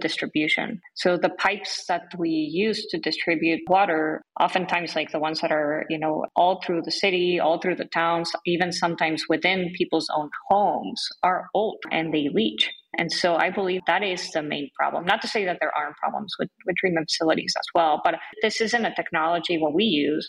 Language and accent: English; Mexico City, Mexico; now in United States; I'm from Mexico City